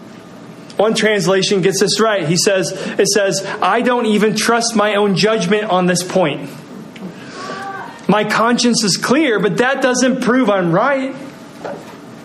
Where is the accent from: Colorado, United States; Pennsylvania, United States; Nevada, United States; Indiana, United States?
Indiana, United States; Muncie; I grew up in Muncie, Indiana, where Bob Ross held his studio